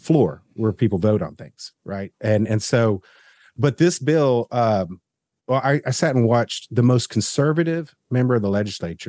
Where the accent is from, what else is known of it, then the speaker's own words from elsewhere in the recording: the South, United States; as a Southerner